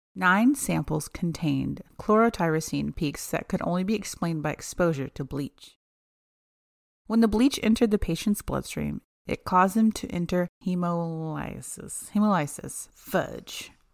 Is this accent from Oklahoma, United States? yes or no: yes; Oklahoma, United States; we're from Oklahoma